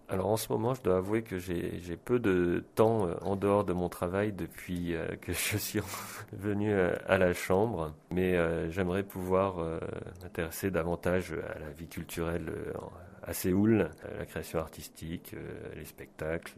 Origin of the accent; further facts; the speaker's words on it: France; moved away as an adult; now in South Korea; j'ai grandi et longtemps vécu en France